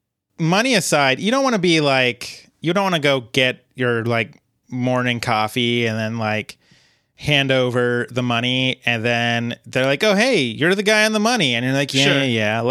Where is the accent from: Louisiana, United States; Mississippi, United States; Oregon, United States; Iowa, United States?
Oregon, United States; Ben; I'm from Ben, Oregon.